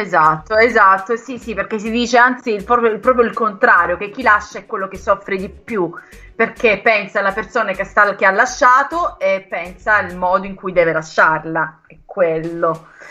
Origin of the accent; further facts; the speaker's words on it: Brindisi, Apulia, Italy; also born or lived in Lecce; Io sono di Brindisi, però ho vissuto tanti anni a Lecce